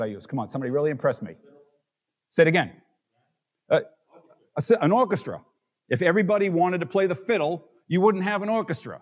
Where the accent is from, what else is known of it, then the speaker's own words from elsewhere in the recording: Boston, Massachusetts, United States; moved away; I'm from Boston.